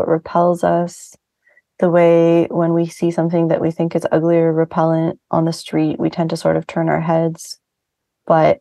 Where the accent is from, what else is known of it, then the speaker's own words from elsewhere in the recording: Vancouver, British Columbia, Canada; now in New York City, United States; I grew up mostly in Vancouver, Canada.